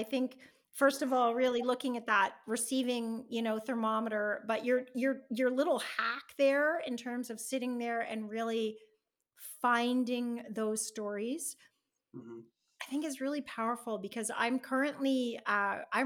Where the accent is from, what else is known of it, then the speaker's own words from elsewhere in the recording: Canada; I'm Canadian